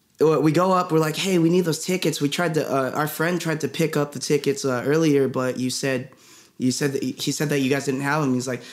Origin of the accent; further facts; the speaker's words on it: Philippines; I'm Filipino.